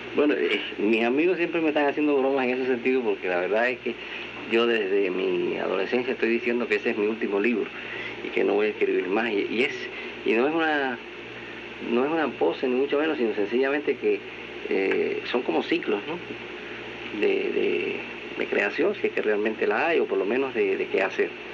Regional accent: Cuba; en mi país

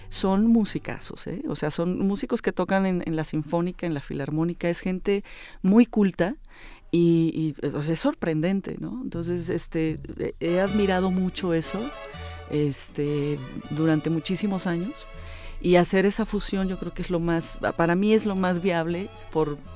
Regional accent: Jalisco, Mexico; born there; yo nací en, en Jalisco, nací en México

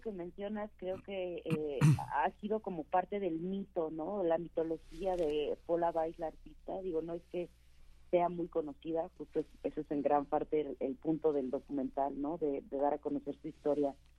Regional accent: Mexico; also born or lived in London; tuve que salir de México

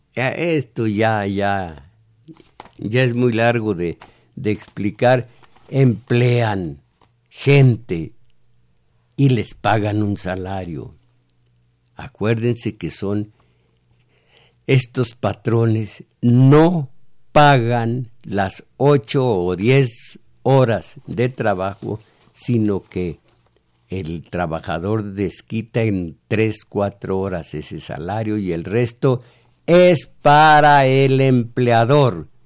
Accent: Mexico; eran mexicanos, éramos mexicanos

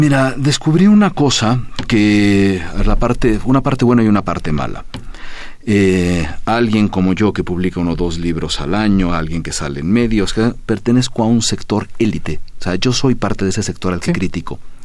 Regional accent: Mexico; also born or lived in Syria; mi otro país, del que soy mitad sirio, mitad mexicana

